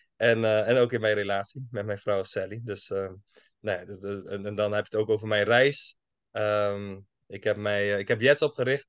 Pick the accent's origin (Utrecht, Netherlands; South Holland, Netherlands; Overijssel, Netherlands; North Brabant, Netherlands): South Holland, Netherlands; Schiedam; also born or lived in United States; opgegroeid in Schiedam, Schiedam Nieuwland